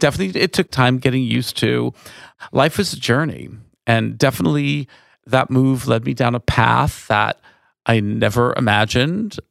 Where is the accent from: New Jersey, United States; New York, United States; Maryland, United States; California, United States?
New York, United States; Valley Stream; moved away as an adult; also born or lived in Woodmere, New York / Manhattan, New York; now in Sonoma County, United States; I grew up on Long Island